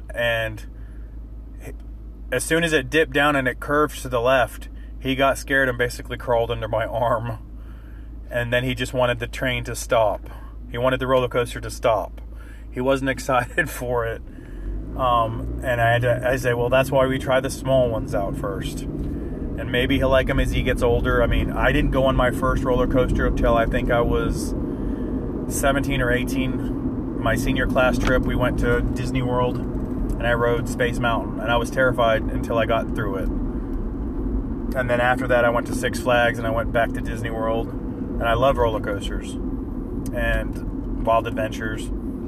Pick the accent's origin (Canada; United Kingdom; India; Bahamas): United Kingdom; England; We went to the Rose and Crown because they have the British section, and I'm from England, believe it or not, even without my accent.